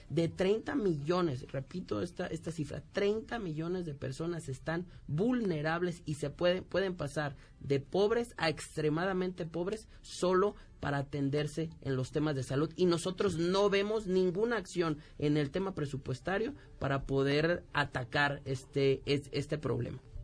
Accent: Michoacán, Mexico; yo vengo de Michoacán

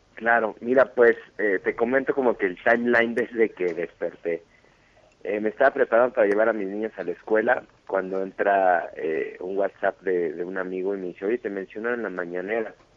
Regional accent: Mexico; soy, soy mexicano 100%

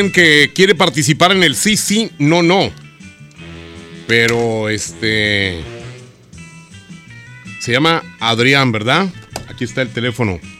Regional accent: Mexico City, Mexico; now in Monterrey, Mexico; acabo de llegar yo aquí a Monterrey, yo soy de la Ciudad de México.

